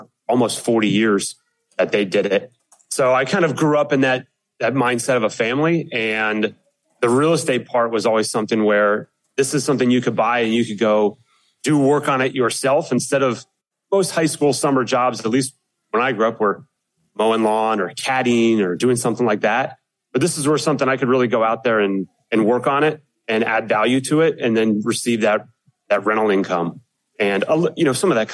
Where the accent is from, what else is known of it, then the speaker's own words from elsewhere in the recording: Pennsylvania, United States; moved away as an adult; now in Atlanta, United States; I grew up in Pennsylvania